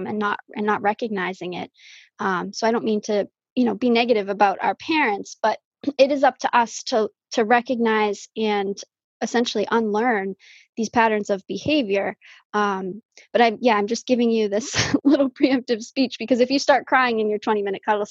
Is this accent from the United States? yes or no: yes; Falmouth, Massachusetts, United States; I was born and raised on Cape Cod. I was born at Falmouth Hospital.